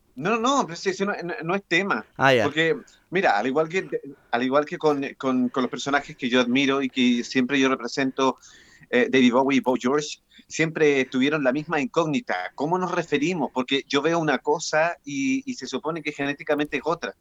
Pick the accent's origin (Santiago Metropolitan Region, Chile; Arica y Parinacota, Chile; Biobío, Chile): Santiago Metropolitan Region, Chile; Santiago; yo me crié en Pudahuel